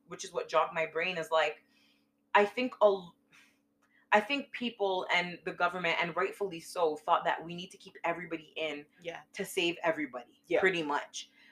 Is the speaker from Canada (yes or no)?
yes; Canada; we're from Canada